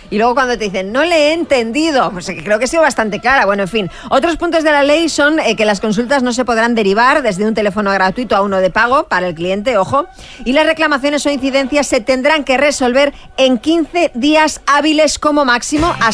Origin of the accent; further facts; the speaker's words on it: Spain; Soy español.